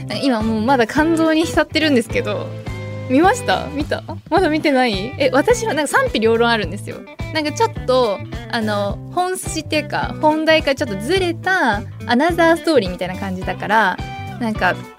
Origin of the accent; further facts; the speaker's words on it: Niigata, Japan; 私新潟県出身